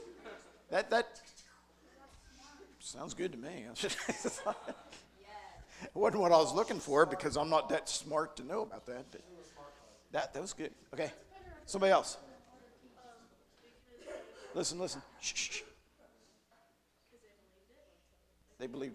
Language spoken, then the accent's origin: English; Western Maryland, United States; moved away as an adult; now in Carter County, Tennessee, United States; I'm from Western Maryland. It's part of my identity